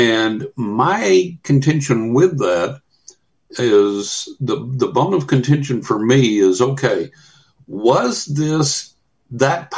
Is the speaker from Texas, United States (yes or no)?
yes; West Texas, United States; now in Florida, United States; I'm sitting here in Florida. I grew up in West Texas